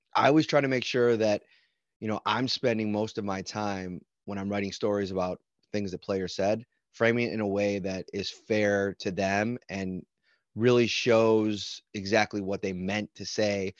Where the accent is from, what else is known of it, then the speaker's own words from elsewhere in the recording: Buffalo, New York, United States; I grew up in Buffalo